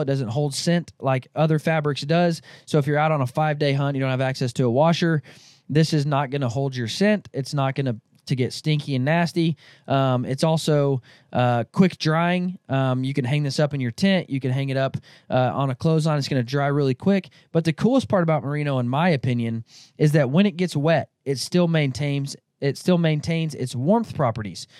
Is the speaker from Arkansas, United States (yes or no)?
yes; Northwest Arkansas, United States; now in Kansas, United States; where I grew up in Northwest Arkansas